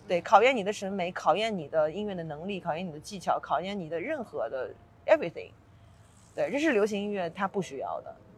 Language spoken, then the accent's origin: Chinese; Suzhou, Jiangsu, China; moved away; also born or lived in Beijing / New York; 因为我是苏州人嘛